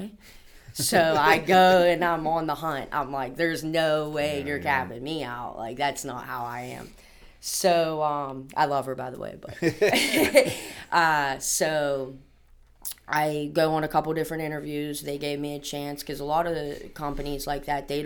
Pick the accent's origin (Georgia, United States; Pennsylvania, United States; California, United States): Pennsylvania, United States; Penn Hills; also born or lived in North Bessemer; Born and raised in Penn Hills. I'm actually from North Bessemer